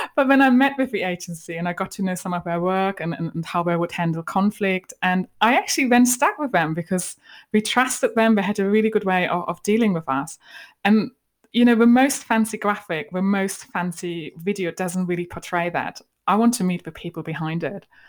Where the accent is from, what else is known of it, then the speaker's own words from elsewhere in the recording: Germany; accent: German; moved away; hide my German accent